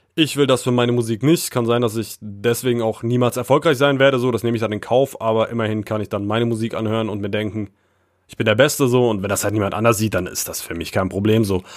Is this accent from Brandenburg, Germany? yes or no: yes; Frankfurt, Brandenburg, Germany; moved away; also born or lived in Baden-Württemberg / Thuringia; meine Heimat repräsentieren sollte, dann würde ich auf jeden Fall mir Frankfurt oder schon auf die Fahne schreiben und auch Brandenburg